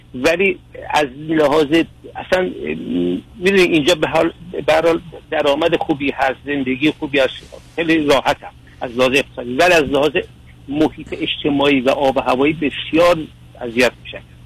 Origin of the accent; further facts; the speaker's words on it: Iran; moved away as an adult; also born or lived in Istanbul, Turkey; now in United States; مجدد برگشتم به ایران و در ایران شروع به کار که کرده بودم